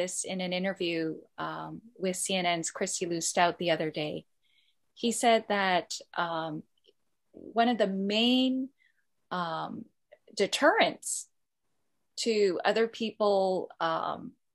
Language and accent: English; Canada; now in Hong Kong; I'm more Canadian in some ways, and I struggled with my Korean identity